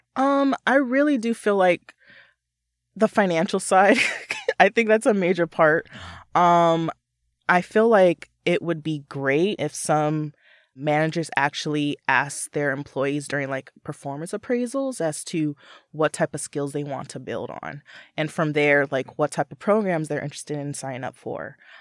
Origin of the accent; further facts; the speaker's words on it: Southern California, United States; moved away as an adult; also born or lived in Los Angeles; now in Seattle, United States; I'm originally from Southern California.